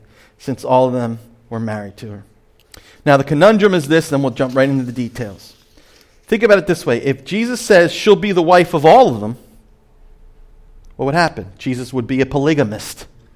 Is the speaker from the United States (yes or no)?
yes; Point Pleasant, New Jersey, United States; I'm from Point Pleasant, New Jersey, a beach town